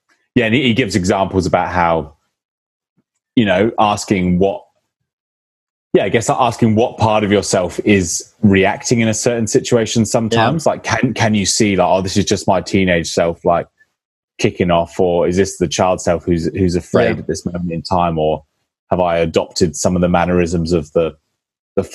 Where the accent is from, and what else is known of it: England, United Kingdom; born or raised there